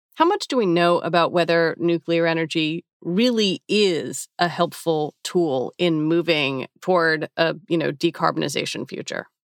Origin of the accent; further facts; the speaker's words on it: United States; I'm an American, I'm forty-six